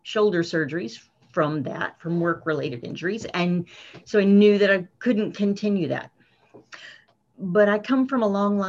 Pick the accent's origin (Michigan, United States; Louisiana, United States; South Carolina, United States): South Carolina, United States; moved away as an adult; now in Prince Rupert, Canada; I am from South Carolina, originally in the southern U.S.